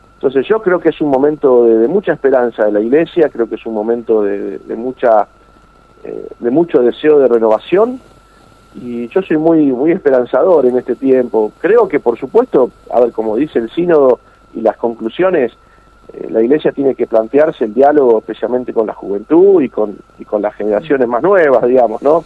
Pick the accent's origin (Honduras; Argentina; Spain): Argentina; Los argentinos tenemos que estar orgullosos